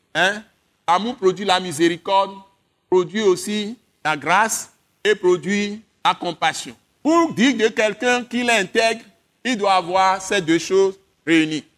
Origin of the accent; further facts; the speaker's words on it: Accra, Greater Accra, Ghana; now in Togo; Accra, c'est là où j'ai grandi. Quand j'étais petit, c'est à Accra que j'ai commencé mes études, avant de venir ici